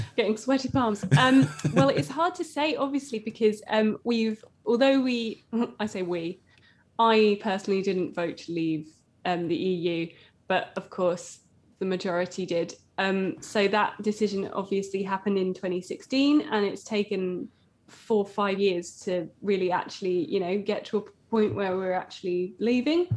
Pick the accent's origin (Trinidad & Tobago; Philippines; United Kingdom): United Kingdom; Essex, East of England; I'm from Essex